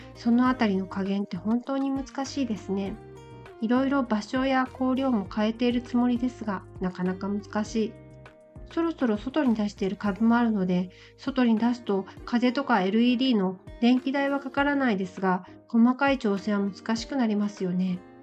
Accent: Nagoya, Aichi, Japan; それに私、名古屋生まれでして

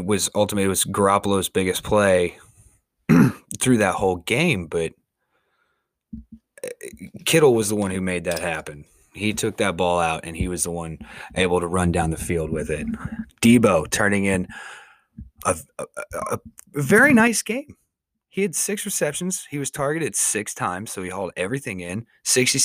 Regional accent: an hour outside of San Francisco, California, United States; moved away as an adult; now in Kansas, United States; I was born and raised an hour outside of San Francisco, California

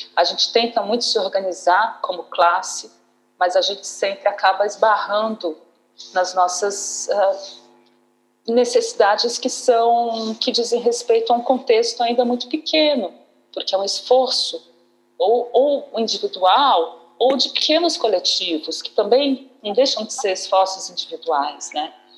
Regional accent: Uberlândia, Minas Gerais, Brazil; moved away as an adult; also born or lived in Campinas; Eu passei boa parte da minha vida, né, da, da, da minha juventude, da minha infância, da minha juventude no Uberlândia, em 94, eu saí de Uberlândia para fazer a, a, a, Faculdade de Artes Cênicas na Unicamp

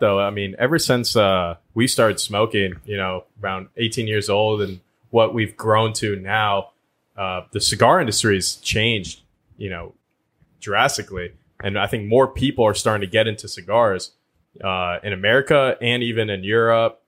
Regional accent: Orlando, Florida, United States; I'm from Orlando

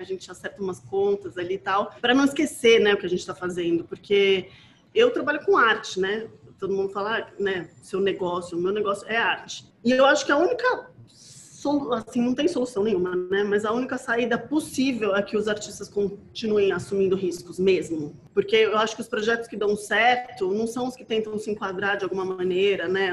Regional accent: Brazil; na nossa condição como brasileiro

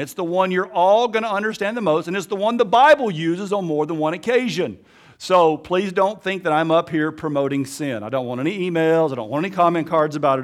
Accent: Alabama, United States; accent: Alabama; also born or lived in Africa; my Alabama accent

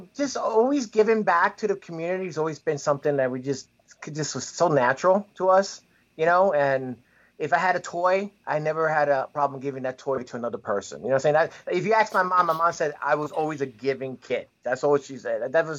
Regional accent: New York City, New York, United States; also born or lived in Rockaway; I grew up in Flushing before I came to the Rockaway.

